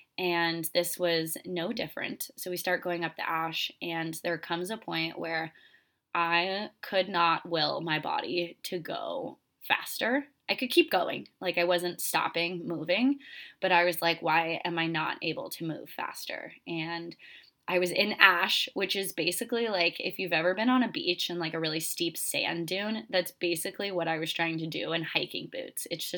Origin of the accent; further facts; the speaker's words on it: Florida, United States; moved away as an adult; I came from Florida. I came from a very flat state, and I love Florida. I will always go back there. It's such a fun place. But I knew I was going to move to the mountains only in my early 20s.